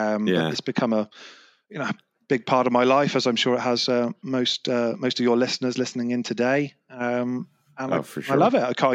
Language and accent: English; London, United Kingdom; now in Bristol, United Kingdom; Okay, so accent's probably given it away, but I'm from England. I live in Bristol in the southwest of England. But I'm a West Ham fan, so I was born just outside of London and grew up supporting West Ham.